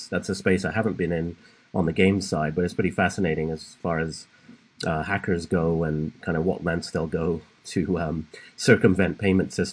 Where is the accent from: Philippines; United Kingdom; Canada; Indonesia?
United Kingdom; England; moved away as an adult; now in California, United States; I was born and raised in England